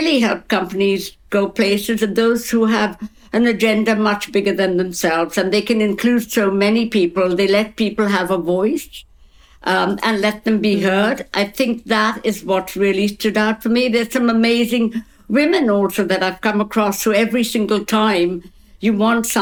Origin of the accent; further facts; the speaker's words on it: Kolkata, West Bengal, India; now in London, United Kingdom; I'm from Calcutta.